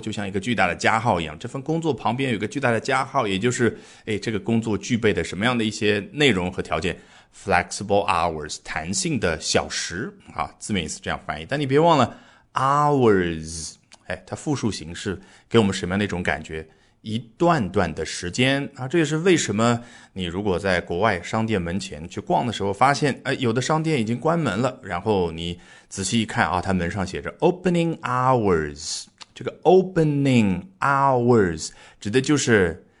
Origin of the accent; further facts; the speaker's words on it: China; 我们中国人非常熟悉的午休